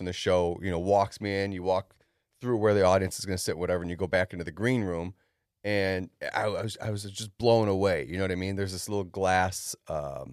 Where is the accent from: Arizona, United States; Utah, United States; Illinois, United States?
Illinois, United States; Chicago; now in Bakersfield, United States; I'm originally from Chicago